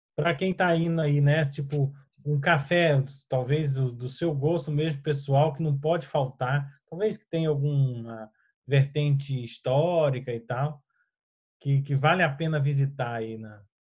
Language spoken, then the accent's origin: Portuguese; Goiás, Brazil; eu venho do estado de Goiás